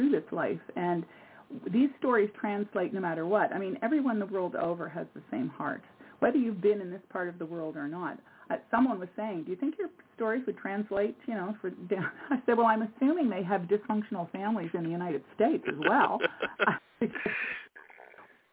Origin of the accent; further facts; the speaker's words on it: Montreal, Quebec, Canada; moved away as an adult; now in Nova Scotia, Canada; I'm originally from Montreal, but I've lived on a little island called, which is off Nova Scotia in Canada. I've lived here now for 45 years.